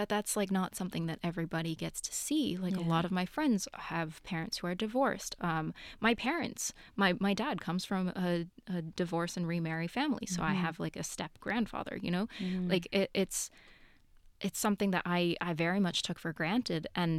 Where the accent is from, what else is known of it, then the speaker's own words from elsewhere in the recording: New York, United States; No, that's very far. I'm from New York.